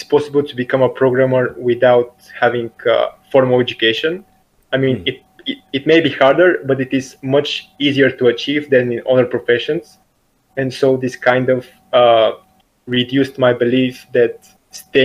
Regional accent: Bulgaria; I'm from Bulgaria

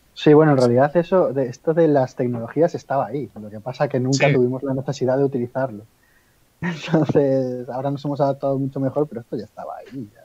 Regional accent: Spain; yo soy de aquí de España

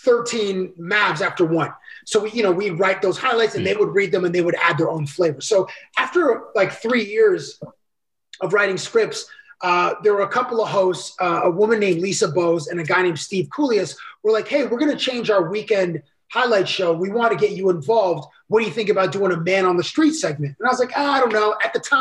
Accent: Toronto, Ontario, Canada; I grew up in Toronto

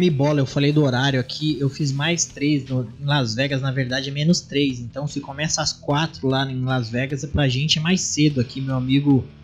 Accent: São Caetano do Sul, São Paulo, Brazil; a gente é de São Caetano.

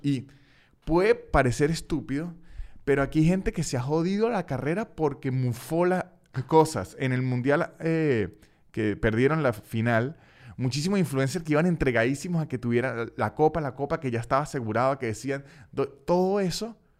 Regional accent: Venezuela; now in Argentina; Yo vengo de Venezuela

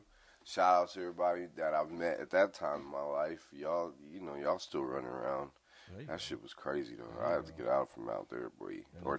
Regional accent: Dallas, Texas, United States; moved away as an adult; also born or lived in Denver / Wyoming / the Bay Area; I'm originally from Texas, Dallas, Texas, South Side, you know.

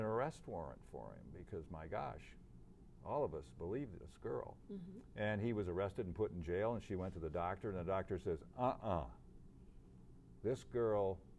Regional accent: Michigan, United States; Van Buren County.

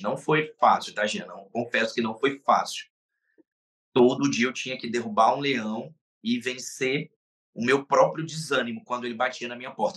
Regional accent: Pernambuco, Brazil; now in Rio de Janeiro, Brazil; E lá do estado de Pernambuco, melhor dizendo, fui cria de lá. É, lá é minha cidade natal

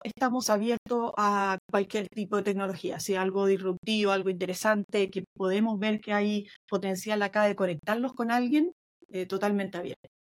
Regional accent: Chile; now in Boston, United States; una típica cosa que a todos los chilenos nos cuesta mucho. Muchos de nosotros entendemos súper bien el inglés

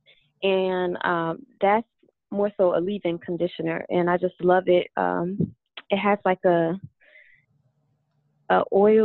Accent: New Jersey, United States; I'm from New Jersey

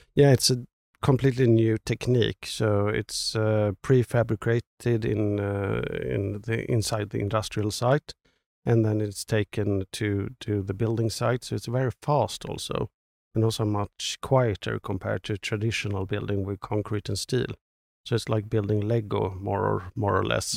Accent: Stockholm, Stockholm County, Sweden; especially maybe Stockholm. It's, it's my hometown.

